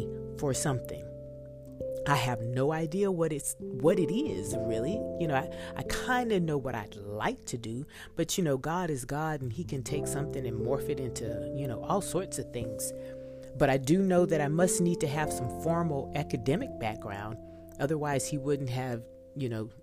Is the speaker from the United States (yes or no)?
yes; Texas, United States; I'm from Texas